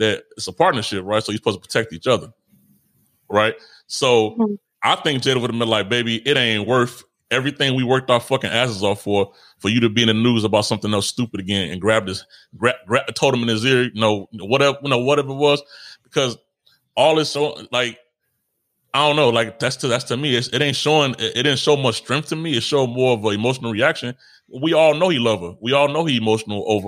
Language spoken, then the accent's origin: English; Chicago, Illinois, United States; I'm from Chicago